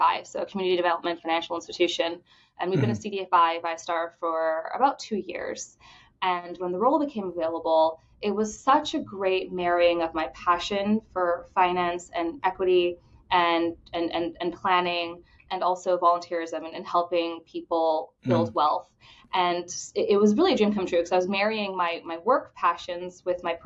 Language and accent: English; Bahamas; now in Jacksonville, United States; I grew up in the Bahamas